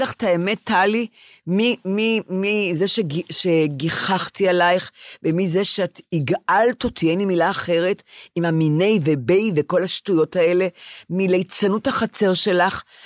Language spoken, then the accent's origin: Hebrew; Ramat Gan, Tel Aviv District, Israel; אני רמת גנית